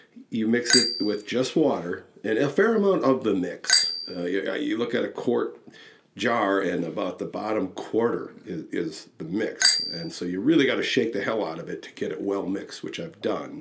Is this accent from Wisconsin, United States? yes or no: yes; Wisconsin, United States; I'm from Wisconsin